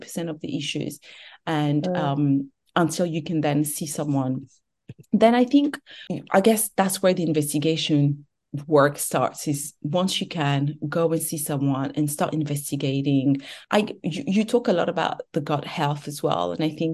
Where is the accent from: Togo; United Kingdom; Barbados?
Togo; moved away; also born or lived in France; I was born and raised in Togo.